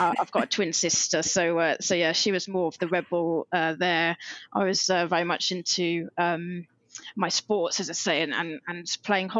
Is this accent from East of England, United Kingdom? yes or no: yes; Norwich, East of England, United Kingdom; I grew up in a city called Norwich. It's in the east of England.